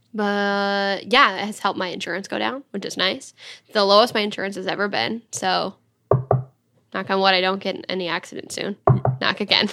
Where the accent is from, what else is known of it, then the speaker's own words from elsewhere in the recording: Dryden, Michigan, United States; I was coming from Dryden, where we both grew up.